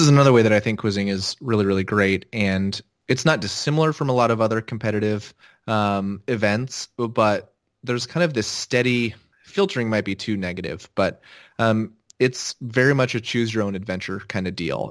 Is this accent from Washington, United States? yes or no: yes; Seattle, Washington, United States; I'm from Seattle